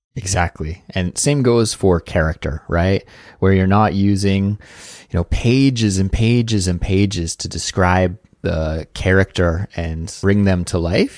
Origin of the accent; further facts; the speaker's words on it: Kelowna, British Columbia, Canada; moved away; I was back in my hometown in Kelowna